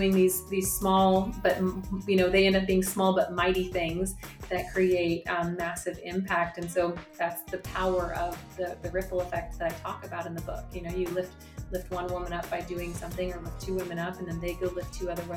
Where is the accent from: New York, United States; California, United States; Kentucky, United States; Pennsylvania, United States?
Kentucky, United States; we're from Kentucky.